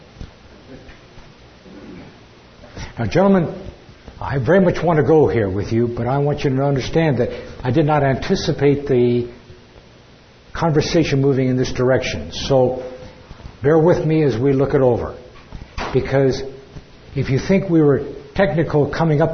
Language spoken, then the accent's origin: English; California, United States; I'm from California.